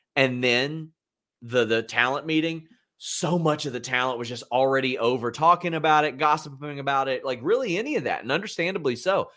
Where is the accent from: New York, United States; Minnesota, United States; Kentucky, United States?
Kentucky, United States; Lexington; my hometown airport